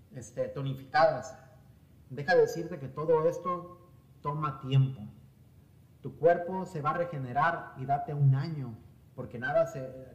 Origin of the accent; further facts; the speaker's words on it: Mexico; nosotros como mexicanos, y voy a hablar de mí, de, mi cultura, de mi raza